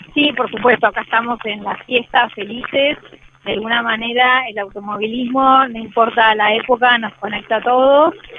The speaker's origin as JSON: {"language": "Spanish", "country": "Argentina", "said": "nosotros como argentinos"}